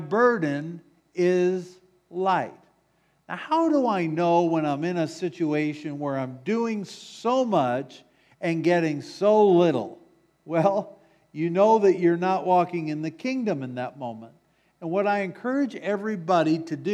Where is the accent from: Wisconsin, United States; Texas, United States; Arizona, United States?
Wisconsin, United States; moved away; I'm from Wisconsin